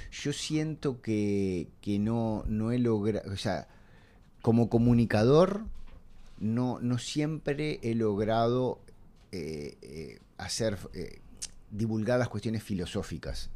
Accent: Montevideo, Uruguay; yo soy de Punta Carretas y mi infancia es ir durante el verano al Sporting

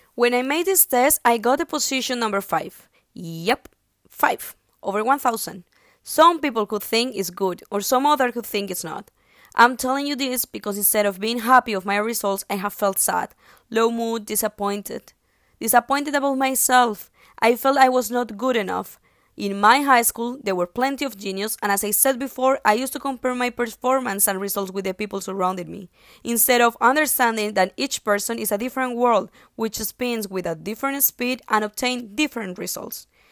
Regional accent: Bucaramanga, Santander, Colombia; I am from Bucaramanga, Colombia, and I have studied in San Pedro Claver High School, class 2012.

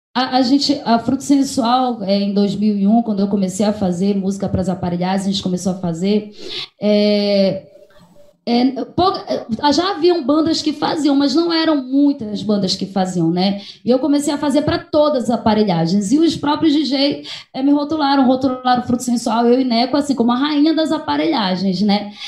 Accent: Santa Isabel do Pará, Pará, Brazil; moved away as an adult; also born or lived in Maranhão; nós somos daqui de Santa Isabel

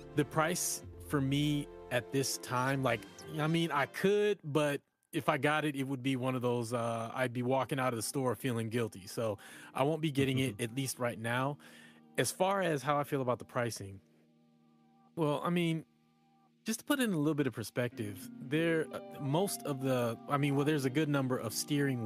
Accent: United States; moved away as an adult; now in Canada; born and raised in the States, and then I moved up here

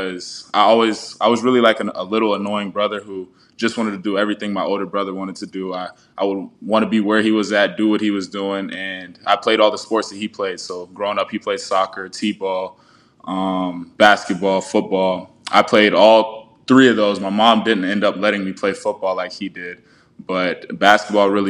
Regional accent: North Charleston, South Carolina, United States; moved away as an adult; now in Knoxville, United States; I'm born and raised in Charleston, South Carolina. You know, I've been there my entire life before coming to the University of Tennessee

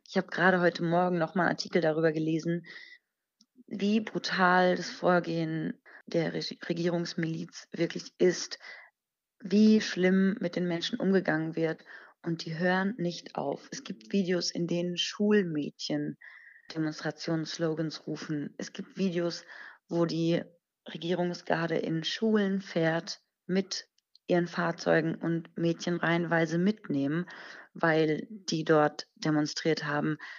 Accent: Germany; ich bin hier in Deutschland geboren und ähm, bis zu meinem siebten Lebensjahr, glaube ich, habe ich fließend Persisch gesprochen. Mittlerweile ist es nicht mehr ganz so fließend, aber schon immer noch ganz gut

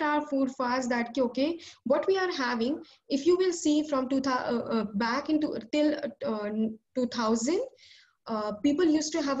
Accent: India; as an Indian consumer

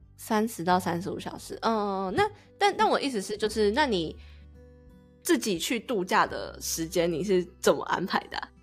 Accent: Taiwan; now in United States; 我们台湾人申请 S S N

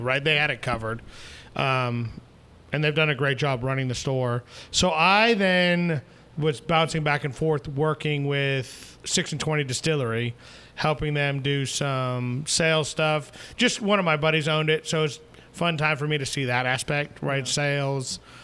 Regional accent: southern New Hampshire, United States; moved away as an adult; also born or lived in Washington, D.C. / Rhode Island / Boiling Springs, South Carolina; now in Anderson, United States; originally born in D.C. Okay. Um, you know, grew up in a split split household. Um, spent most of my time in southern New Hampshire

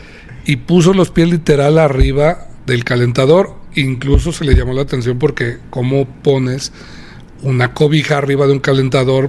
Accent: Aguascalientes, Mexico; Es mi tierra

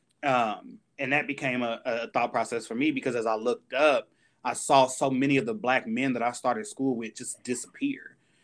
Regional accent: Indianapolis, Indiana, United States; I attended Indiana University, Purdue University of Indianapolis, here in my hometown in Indianapolis.

